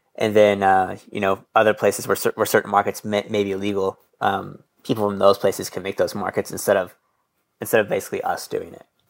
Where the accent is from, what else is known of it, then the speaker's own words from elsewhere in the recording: Midwest, United States; I'm from the Midwest